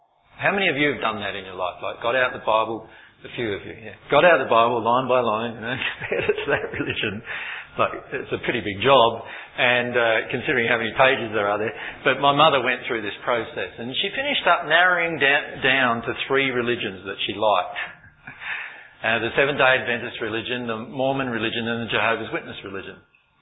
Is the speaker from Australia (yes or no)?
yes; Loxton, South Australia, Australia; my hometown that I was born in, Loxton in South Australia.